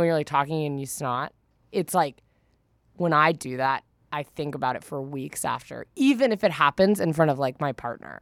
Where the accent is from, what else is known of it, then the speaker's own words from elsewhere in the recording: Northern California, United States; I'm from Northern California.